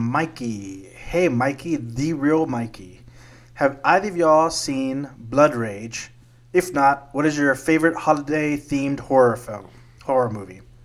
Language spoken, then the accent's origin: English; South Texas, United States; Growing up in South Texas, I used to have a tree in the backyard